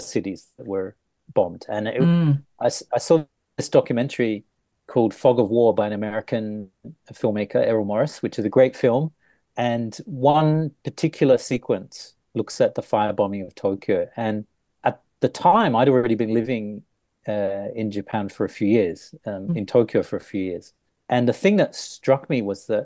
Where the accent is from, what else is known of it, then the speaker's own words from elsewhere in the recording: Australia; moved away; because I grew up in Australia